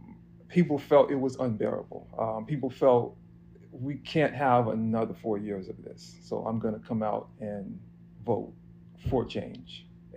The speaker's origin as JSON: {"language": "English", "town": "New York City", "region": "New York", "country": "United States", "said": "I'm a photographer from Harlem, New York."}